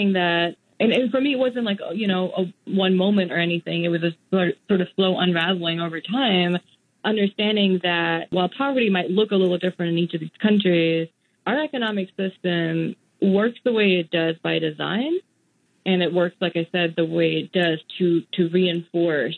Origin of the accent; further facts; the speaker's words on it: Mumbai, Maharashtra, India; moved away; also born or lived in Singapore / United States; I grew up in Mumbai in India